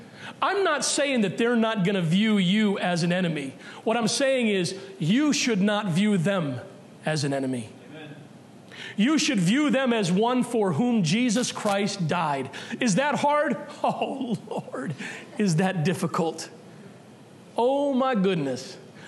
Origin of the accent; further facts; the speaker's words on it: Massachusetts, United States; but maybe because we're from Massachusetts, we need to be told again.